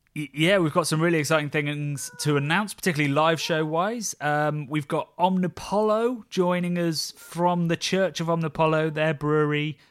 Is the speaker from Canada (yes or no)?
no; Oxford, South East England, United Kingdom; my hometown of B B C, Oxford.